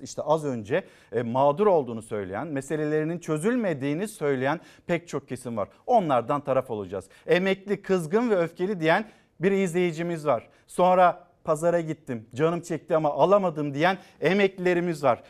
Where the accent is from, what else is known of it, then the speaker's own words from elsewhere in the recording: Çanakkale, Turkey; Bizim Çanakkale'de ben Çanakkale'liyim